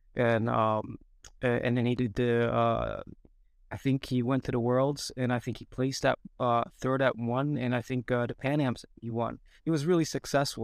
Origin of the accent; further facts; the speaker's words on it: Antalya, Turkey; moved away as an adult; also born or lived in United States; I grew up in Turkey. I was, uh, born in U S. Um, we, but we moved to Turkey for good when I was, uh, seven years old, and we stayed there